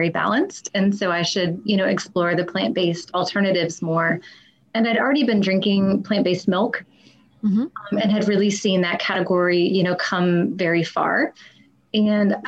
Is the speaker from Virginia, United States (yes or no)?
yes; Charlottesville, Virginia, United States; moved away as an adult; I went to the University of Virginia